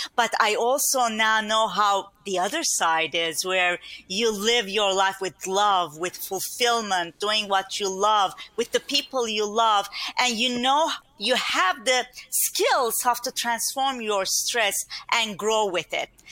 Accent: Turkey; English is a second language; moved away as an adult; now in Long Island, New York, United States; privileged environment that I grew up in Turkey with mm-hmm. a big family

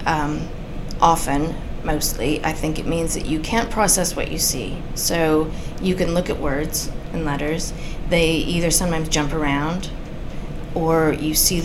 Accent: United States; now in England, United Kingdom; I'm American

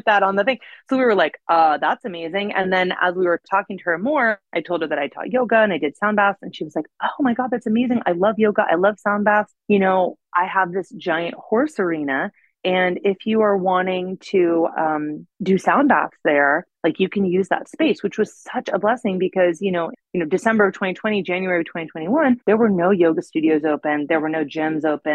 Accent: Northern California, United States; now in Los Angeles, United States; I grew up in Northern California on an acre of land with fruit trees and stuff.

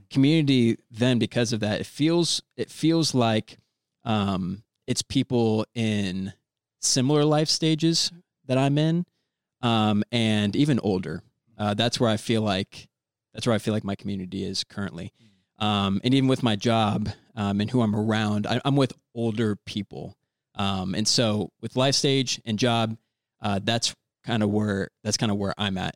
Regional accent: Orlando, Florida, United States; moved away as an adult; also born or lived in Indianapolis / Virginia; I was born and raised in Orlando

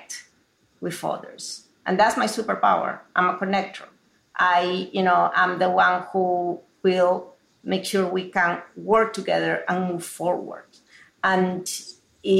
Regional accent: Peru; moved away as an adult; now in United States; growing up in Peru in a very traditional household

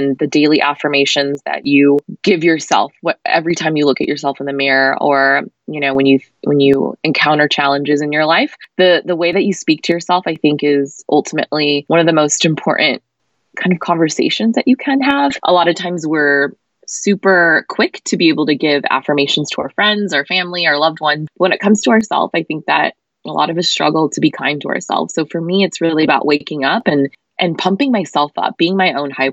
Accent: United States; I grew up in America

